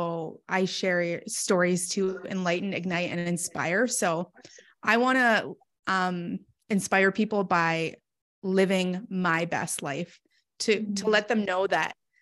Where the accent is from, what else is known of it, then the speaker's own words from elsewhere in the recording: Canada; I'm from Canada.